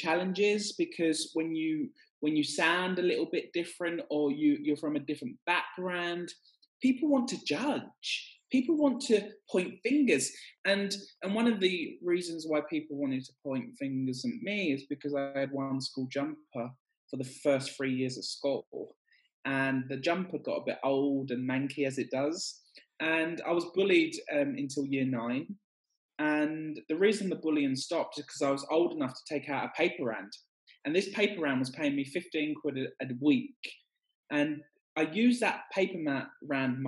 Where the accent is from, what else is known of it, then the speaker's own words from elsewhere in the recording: Essex, East of England, United Kingdom; I grew up in Essex